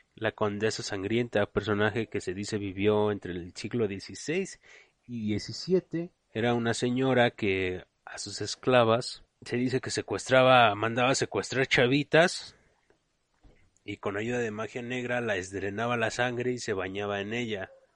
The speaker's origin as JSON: {"language": "Spanish", "country": "Mexico", "said": "como le conocemos aquí en México"}